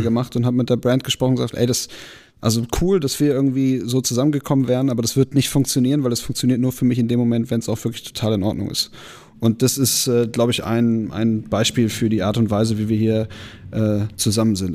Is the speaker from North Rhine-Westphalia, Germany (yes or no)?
no; Bremen, Germany; wir sind halt Bremer